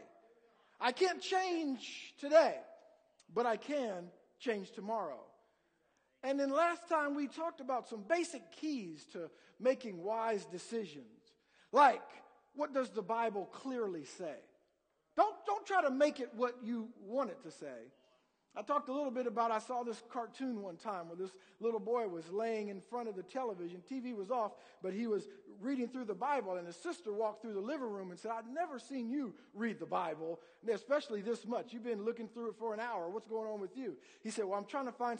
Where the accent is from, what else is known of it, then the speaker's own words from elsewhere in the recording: Columbus, Ohio, United States; moved away; also born or lived in Indiana; I'm originally from Columbus, Ohio, and grew up, you know, a big Buckeye fan